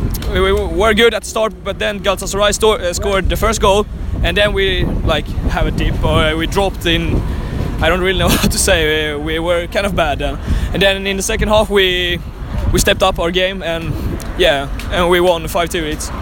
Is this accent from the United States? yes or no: no; southern Sweden, Sweden; English is a second language; Sweden. Yeah, the southern part of Sweden.